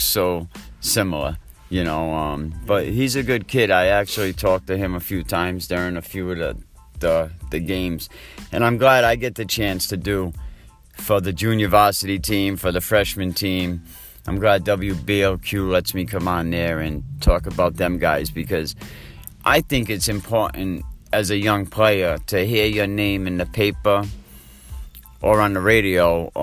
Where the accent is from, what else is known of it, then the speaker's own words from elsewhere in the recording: Providence, Rhode Island, United States; now in Westerly, United States; I come from Providence originally, you know, and there was all the different high schools, classical. I played for Mount Pleasant